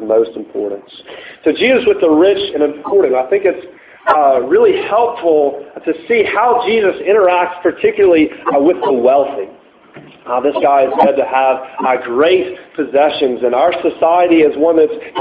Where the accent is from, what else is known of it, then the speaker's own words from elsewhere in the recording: United States; an American living in today's culture